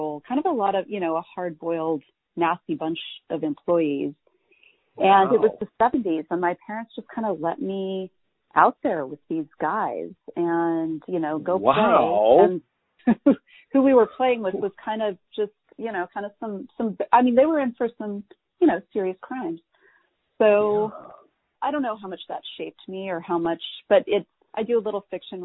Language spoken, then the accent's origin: English; Walla Walla, Washington, United States; I grew up in Walla Walla, Washington